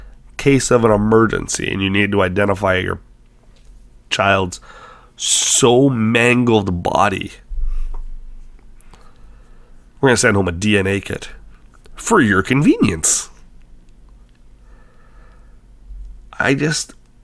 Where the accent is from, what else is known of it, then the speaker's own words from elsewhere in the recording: Canada; I'm a Canadian